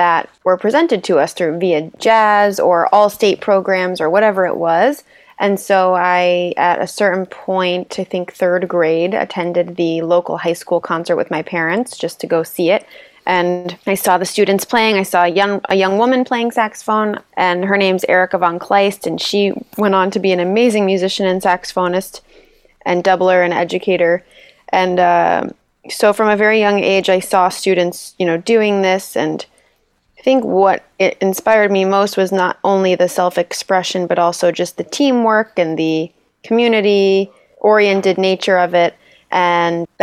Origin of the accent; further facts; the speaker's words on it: West Hartford, Connecticut, United States; moved away as an adult; also born or lived in Rochester, New York; I was born in Hartford, raised in West Hartford, and came through Hall High School